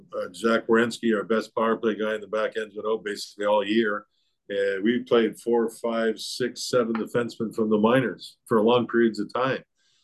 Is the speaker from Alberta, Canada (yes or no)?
yes; Calgary, Alberta, Canada; I was a big Roger Maris, big Yankee fan when I was a kid growing up in Calgary.